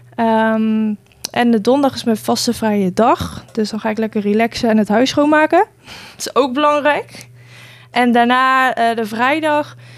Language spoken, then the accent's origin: Dutch; Nijmegen, Gelderland, Netherlands; moved away as an adult; now in Gouda, Netherlands; kom zelf uit Nijmegen